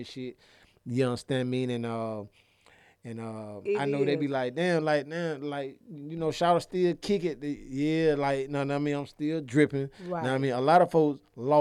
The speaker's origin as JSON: {"language": "English", "town": "Atlanta", "region": "Georgia", "country": "United States", "tie": "born or raised there", "said": "I grew up in Titwood"}